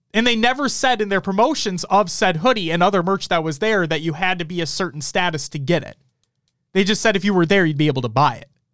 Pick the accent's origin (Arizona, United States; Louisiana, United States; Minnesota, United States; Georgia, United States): Minnesota, United States; We're from Minnesota